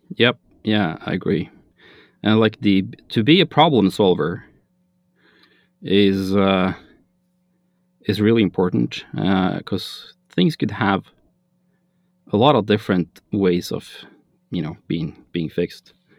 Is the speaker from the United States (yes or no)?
no; Norway; I am from Norway, which is in Scandinavia